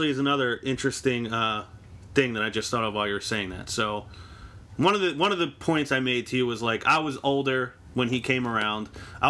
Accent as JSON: {"language": "English", "town": "Philadelphia", "region": "Pennsylvania", "country": "United States", "said": "Yeah, we're from Philadelphia."}